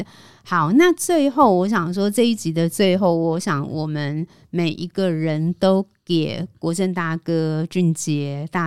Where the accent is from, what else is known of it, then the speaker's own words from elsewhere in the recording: Taiwan; 我对一个都市出生长大的孩子来说，这样的旅程是真的充满了感动。就是出到海上，回望整个台湾那样的经验